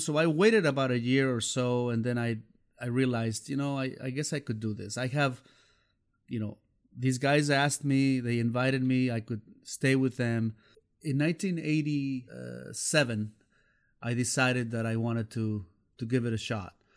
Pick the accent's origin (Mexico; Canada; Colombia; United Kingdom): Mexico; Xalapa, Veracruz; English is a second language; moved away as an adult; also born or lived in Palo Alto / Colorado; now in United States; I'm originally from the capital city of Jalapa, which is the capital of Veracruz